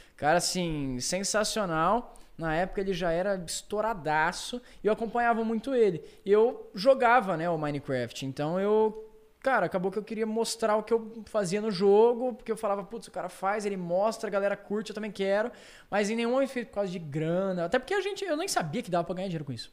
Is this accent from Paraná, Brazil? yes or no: yes; Londrina, Paraná, Brazil; na minha cidade, em Londrina